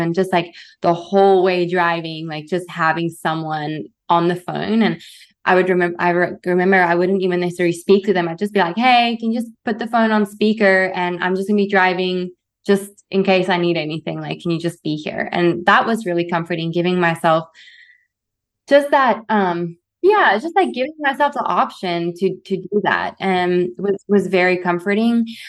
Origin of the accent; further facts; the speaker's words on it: South Africa; moved away as an adult; growing up in South Africa